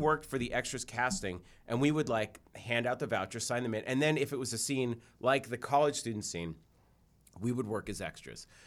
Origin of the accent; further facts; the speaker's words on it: Newton, Massachusetts, United States; I grew up in Newton in Jewish